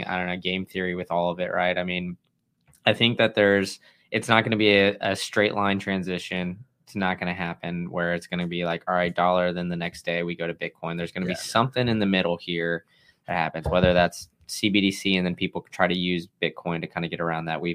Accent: Austin, Texas, United States; I grew up in Austin, Texas.

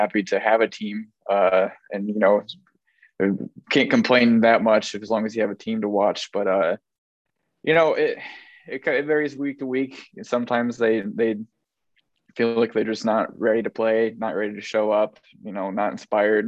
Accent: Peru, Indiana, United States; moved away as an adult; now in Indianapolis, United States; I'm originally from Peru, Indiana, okay. just north of Kokomo

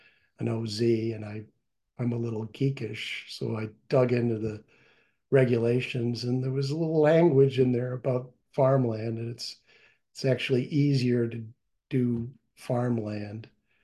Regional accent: Aurora, Illinois, United States; I'm from Aurora, so 40 miles out

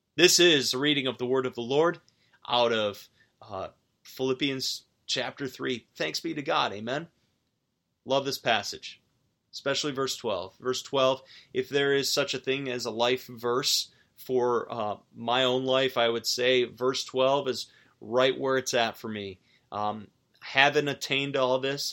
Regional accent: outside of Buffalo, New York, United States; moved away; in my home high school district where I grew up outside of Buffalo

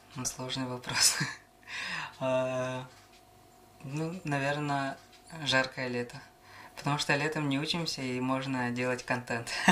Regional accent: Yakutia, Sakha Republic, Russia; born or raised there

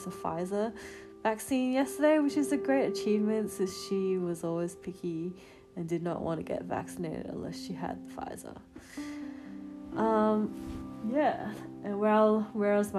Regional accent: South Australia, Australia; now in Melbourne, Australia; my hometown, South Australia

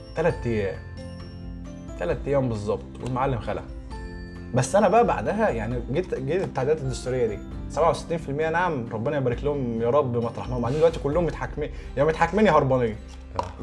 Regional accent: Egypt; عندنا في مصر

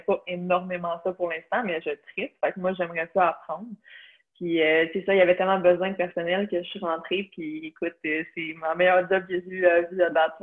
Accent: Blainville, Quebec, Canada; also born or lived in Beauce (ancestry); Je suis de Blainville. j'ai toujours habité à Blainville toute ma vie.

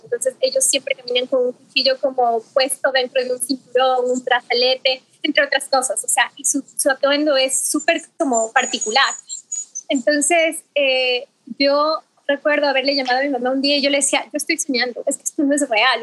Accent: Ecuador; soy ecuatoriana

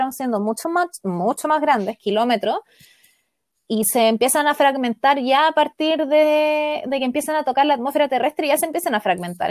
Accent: Chile; como nosotros somos un país largo y angosto

